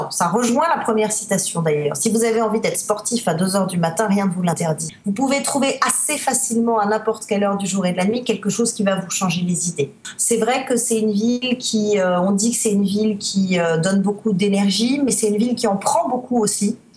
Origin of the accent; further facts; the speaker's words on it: Spain; French is a second language; also born or lived in Netherlands; Déjà, je suis née à l'étranger, je suis née en Espagne, j'ai grandi en Espagne, euh, j'ai vécu en Hollande aussi pendant deux ans, j'ai un peu la bougeotte dans le sang.